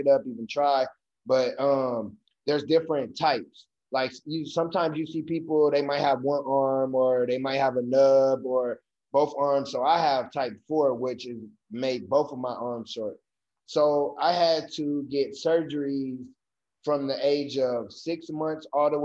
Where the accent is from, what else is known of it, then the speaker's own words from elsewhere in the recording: Michigan City, Indiana, United States; I grew up in Michigan City, Indiana